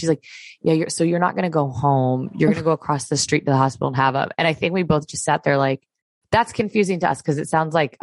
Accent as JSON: {"language": "English", "region": "Florida", "country": "United States", "also_born_or_lived": "Connecticut", "moved": "yes", "said": "I'm originally from Florida"}